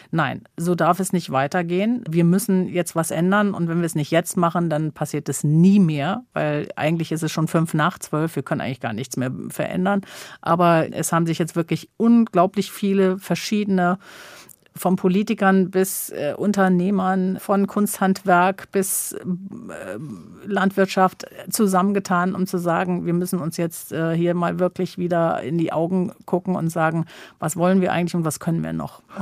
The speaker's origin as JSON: {"language": "German", "town": "Sylt", "region": "Schleswig-Holstein", "country": "Germany", "tie": "born or raised there", "said": "Ich habe wirklich und ich bin auf der Insel geboren. Ich bin die letzten 57 Jahre permanent dort gewesen."}